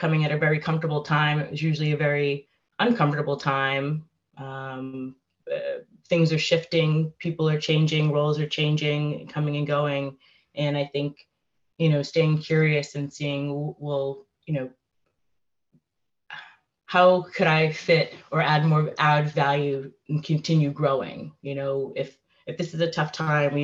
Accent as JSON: {"language": "English", "town": "Framingham", "region": "Massachusetts", "country": "United States", "tie": "born or raised there", "said": "my hometown of Framingham, Massachusetts"}